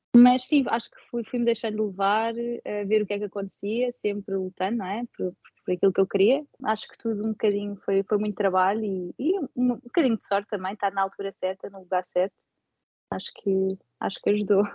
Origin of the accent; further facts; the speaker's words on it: Portugal; moved away as an adult; now in Sydney, Australia; os portugueses, nós temos sempre espaço para mais uma pessoa à mesa